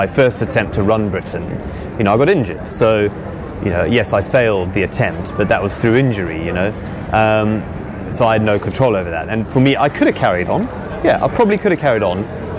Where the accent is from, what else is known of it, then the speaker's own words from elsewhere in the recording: Zululand, KwaZulu-Natal, South Africa; accent: posh; moved away as an adult; now in United Kingdom; I grew up in Zululand in Africa.